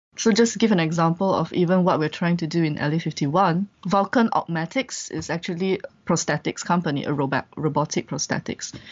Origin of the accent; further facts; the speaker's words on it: Malaysia; moved away as an adult; also born or lived in Vietnam; I'm a Malaysian